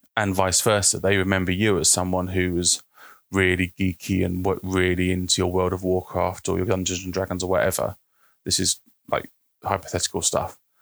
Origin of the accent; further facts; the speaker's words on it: United Kingdom; I'm British